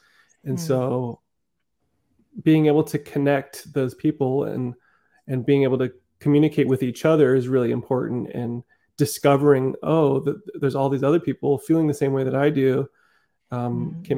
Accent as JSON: {"language": "English", "country": "Netherlands", "tie": "born there", "said": "I think a part of me feels like because, yeah, I was born in the Netherlands, so I have a little bit of Dutch in me, a little European"}